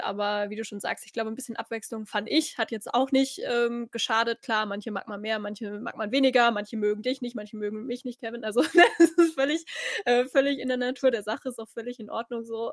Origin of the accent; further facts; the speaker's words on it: Germany; als Deutsche